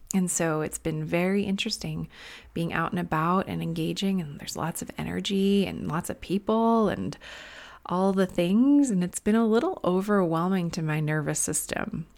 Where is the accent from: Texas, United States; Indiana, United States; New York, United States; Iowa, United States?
New York, United States; Long Island; now in Northern California, United States; I'm originally from Long Island.